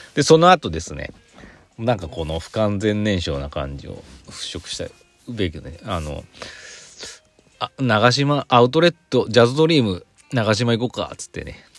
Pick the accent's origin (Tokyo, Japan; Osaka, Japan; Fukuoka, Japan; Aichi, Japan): Aichi, Japan; Mihama; moved away as an adult; 知多半島の、知多郡美浜町っていうところの出身なんですけど